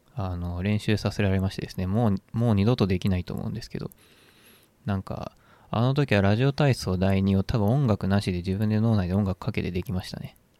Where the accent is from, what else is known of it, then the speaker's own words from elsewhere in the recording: Nishi-Mikawa, Aichi, Japan; moved away; 僕は愛知県の西三河という地域で生まれ育った